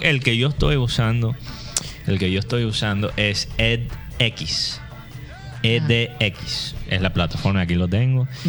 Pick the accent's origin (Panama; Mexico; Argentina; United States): United States; Spanish is a second language; moved away as an adult; now in Barranquilla, Colombia; soy gringo, soy gringo